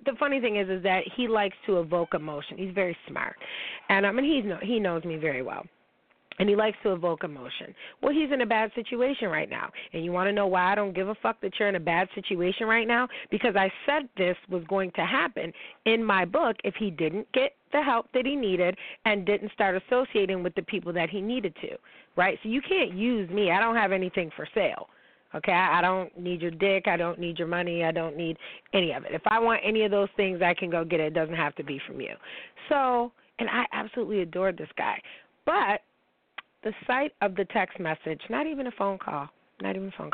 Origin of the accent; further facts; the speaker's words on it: New York, United States; reporting live from the 716, my hometown